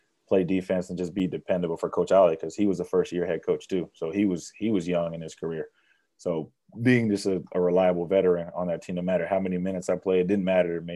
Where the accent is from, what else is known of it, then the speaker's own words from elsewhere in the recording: United States; moved away as an adult; also born or lived in northern England; as an American overseas